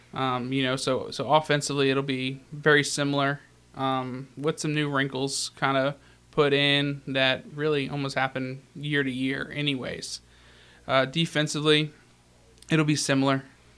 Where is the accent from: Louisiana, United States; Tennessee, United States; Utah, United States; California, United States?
Tennessee, United States; South Pittsburg; The Masters Academy, it's actually funny. It's in my hometown.